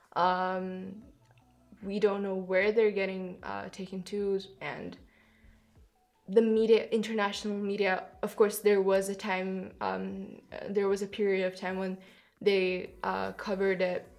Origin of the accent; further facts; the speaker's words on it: Kyrgyzstan; moved away; I come from Kyrgyzstan.